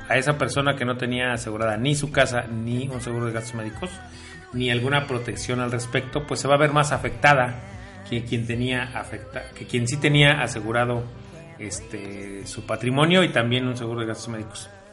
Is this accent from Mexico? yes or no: yes; Mexico; nosotros como mexicanos